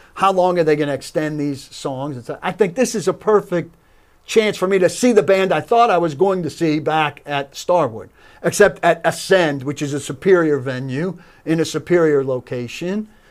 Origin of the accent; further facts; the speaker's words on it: New York area, United States; I grew up in the New York area